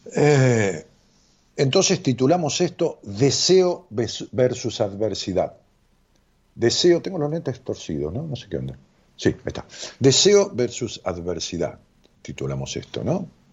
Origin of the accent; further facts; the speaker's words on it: Ramos Mejía, Buenos Aires Province, Argentina; now in Buenos Aires, Argentina; allá en mi pueblo, digo pueblo con todo cariño, es una ciudad de qué sé 300, 400 mil habitantes, este, Ramos Mejía